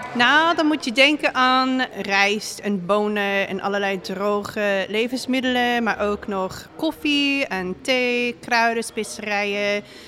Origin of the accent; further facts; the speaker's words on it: Seattle, Washington, United States; Dutch is a second language; moved away as an adult; also born or lived in Utrecht, Netherlands; now in Breda, Netherlands; ja, ik kom uit Amerika. Ik kom uit Seattle, Washington. En ik ben hier nu in Breda bijna vier jaar. Ik ben wel bezig met Nederlands leren 15 jaar